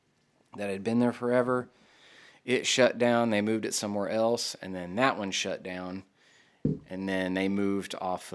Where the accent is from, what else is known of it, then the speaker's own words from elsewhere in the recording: Greenville, Texas, United States; also born or lived in Austin, Texas; I'm from Greenville.